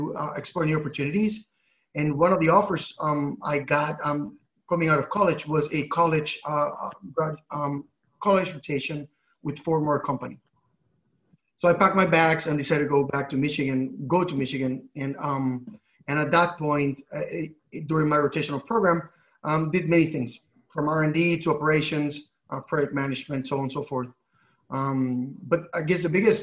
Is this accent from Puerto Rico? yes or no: yes; Puerto Rico; moved away as an adult; now in California, United States; I'm originally from Puerto Rico, born and raised